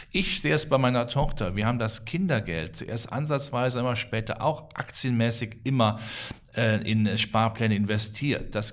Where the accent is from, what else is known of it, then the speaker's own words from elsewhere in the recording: Rhineland, Germany; ich als Rheinländer, ich habe äh, Till Eugenspiegel immer in der engeren Verwandtschaft